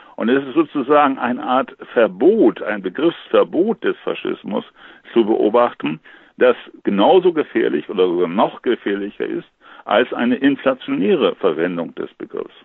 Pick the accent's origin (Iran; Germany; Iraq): Germany; bei uns in Deutschland